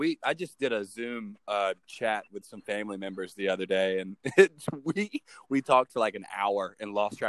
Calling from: High Point, North Carolina, United States; Calling in from the triad of North Carolina, High Point, North Carolina.

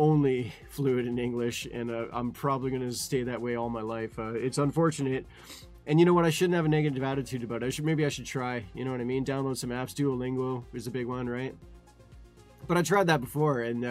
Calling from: Ontario, Canada; I'm calling you from Ontario, Canada.

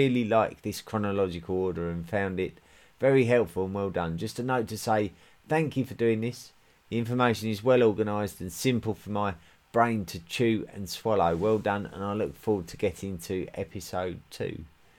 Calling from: Switzerland; I'm listening in from Switzerland.

